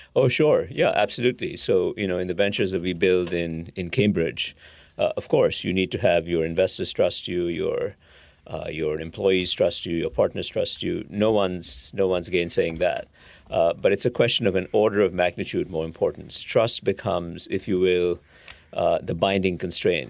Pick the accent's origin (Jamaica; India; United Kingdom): India; moved away; I grew up in India